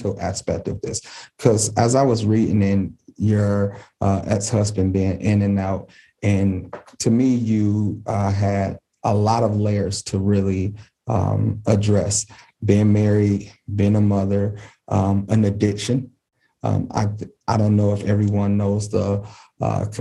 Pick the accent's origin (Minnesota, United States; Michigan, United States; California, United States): Michigan, United States; Detroit; growing up in Detroit and then moving out the city, really crossing 8 Mile